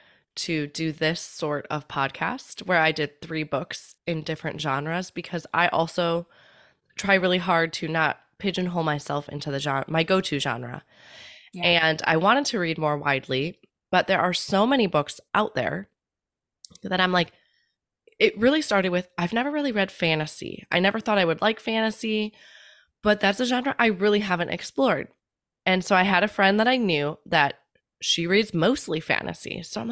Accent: Midwest, United States; now in San Diego, United States; I grew up in the Midwest

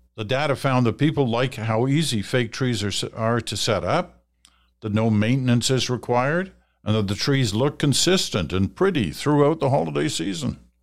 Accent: Ottawa, Ontario, Canada; also born or lived in England / Malaya; my first memories of a tree were growing up in Ottawa

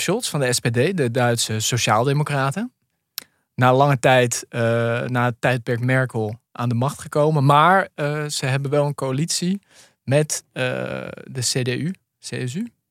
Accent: near Zwolle, Overijssel, Netherlands; waar ik ben opgegroeid, in de buurt van Zwolle, onder de rook van Zwolle

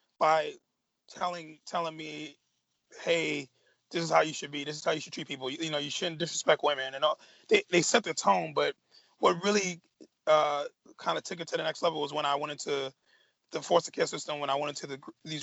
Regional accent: New York City, New York, United States; also born or lived in Staten Island, New York; I'm born and raised in Brooklyn, New York

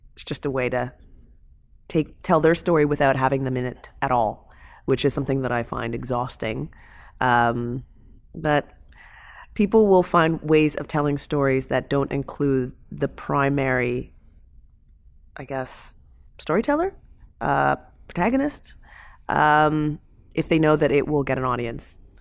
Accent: London, Ontario, Canada; I'm from London, Ontario

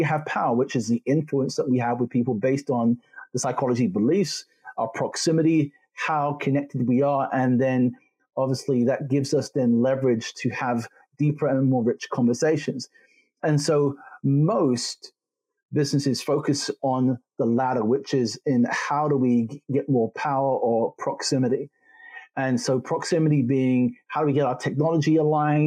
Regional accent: London, United Kingdom; also born or lived in Jamaica / Germany; I'm a Jamaican farm boy who grew up in London, studied in Germany

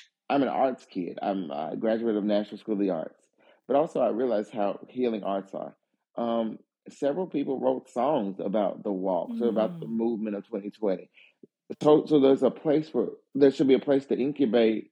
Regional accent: the South, United States; growing up in the South, what you really, in my neighborhood, what's crazy is there are probably, within a 20-minute walk, 5 former plantations

